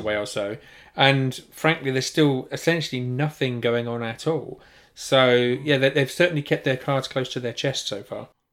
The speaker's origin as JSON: {"language": "English", "country": "United Kingdom", "said": "being properly British"}